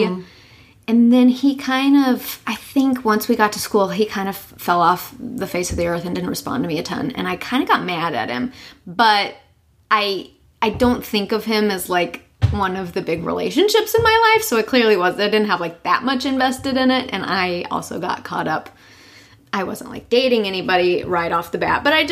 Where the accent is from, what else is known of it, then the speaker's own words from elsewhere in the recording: Arkansas, United States; moved away as an adult; now in Los Angeles, United States; I'm from Arkansas, and I now live in Los Angeles